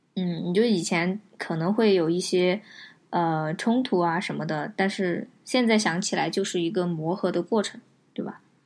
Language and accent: Chinese; Chengdu, Sichuan, China; 我跟颖颖嗯。其实都是在成都这一个片儿区长大的